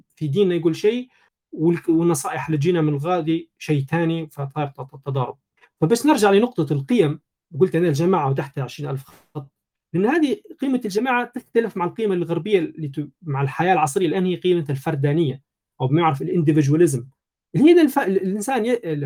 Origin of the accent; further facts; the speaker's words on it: Libya; في بلادنا في ليبيا